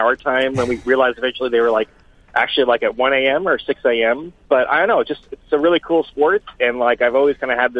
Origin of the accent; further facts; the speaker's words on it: Michigan, United States; So I grew up in Michigan. We got CBC.